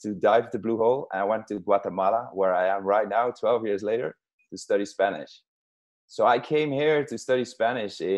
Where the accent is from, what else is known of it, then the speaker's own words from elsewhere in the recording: southern Netherlands, Netherlands; English is a second language; I'm from Holland. We speak a lot of languages in general, but then I am from a very a southern region in Holland, where we speak our own language.